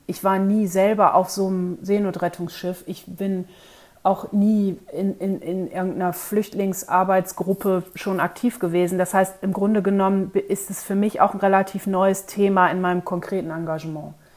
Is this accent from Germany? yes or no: yes; North Sea coast, Germany; ich bin nun in, an der Nordseeküste aufgewachsen